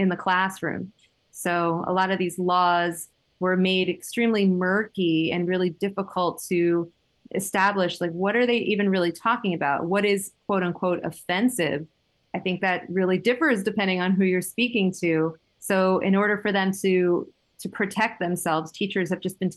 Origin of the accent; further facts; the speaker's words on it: Miami, Florida, United States; I was born and raised in Miami, Florida